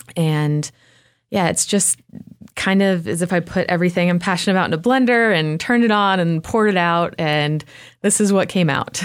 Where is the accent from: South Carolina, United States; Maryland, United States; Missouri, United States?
South Carolina, United States; Spartanburg; moved away as an adult; now in Asheville, United States; My hometown is, uh, Spartanburg, which is about an hour south of here